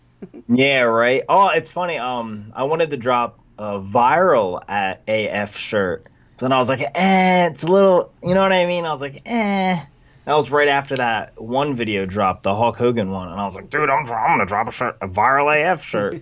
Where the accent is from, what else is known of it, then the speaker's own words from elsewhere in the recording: Vineland, New Jersey, United States; a little place called Vineland, New Jersey